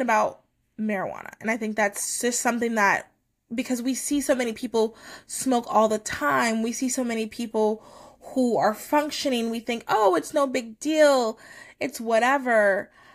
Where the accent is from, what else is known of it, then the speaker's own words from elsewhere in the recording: United States; as American